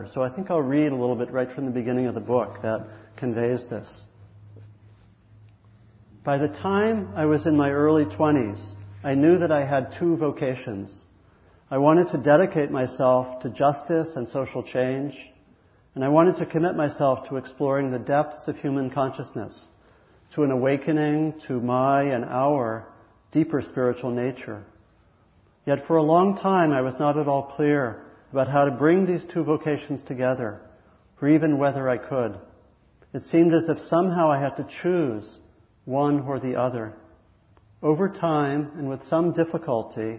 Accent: Maryland, United States; I grew up in Maryland

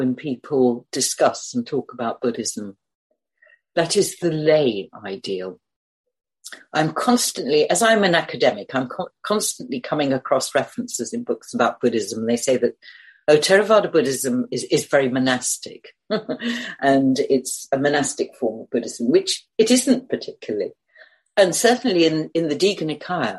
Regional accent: United Kingdom; I'm British

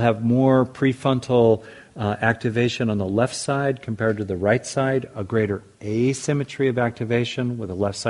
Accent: United States; as an American

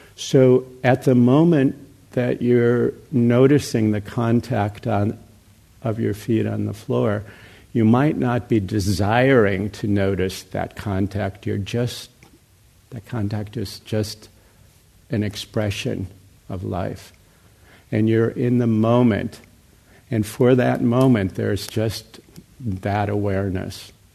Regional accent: United States; also born or lived in Burma; I grew up here in America, obviously, in, in the West

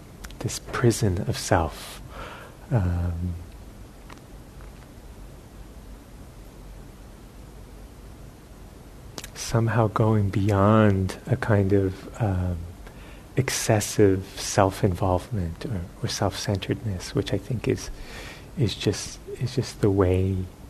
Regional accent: United States; being American

